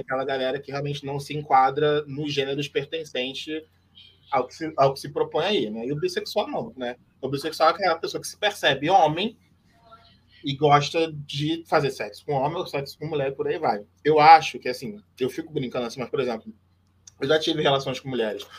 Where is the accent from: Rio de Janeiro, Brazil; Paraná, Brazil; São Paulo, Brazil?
Rio de Janeiro, Brazil; Nilópolis; eu sou de Milópolis, meu avô era um dos fundadores da Beija-Flor